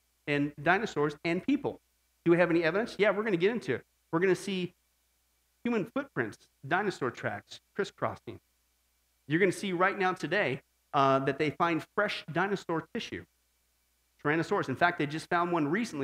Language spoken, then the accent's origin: English; Midwest, United States; I was growing up in the Midwest